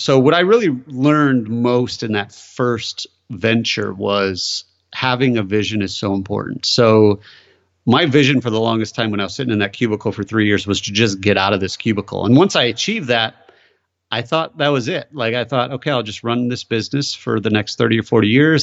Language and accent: English; Michigan, United States; moved away as an adult; also born or lived in Chicago; I grew up in Michigan